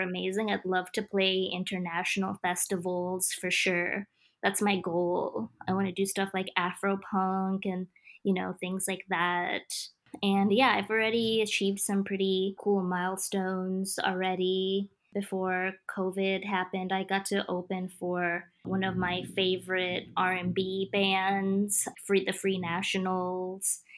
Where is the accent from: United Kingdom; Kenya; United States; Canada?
Kenya; moved away; my dad was he was the first famous DJ in my home country